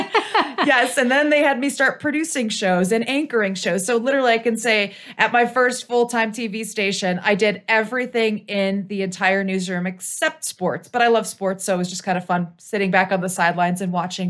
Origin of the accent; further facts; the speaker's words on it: Cleveland, Ohio, United States; now in Colorado, United States; I grew up in Cleveland, Ohio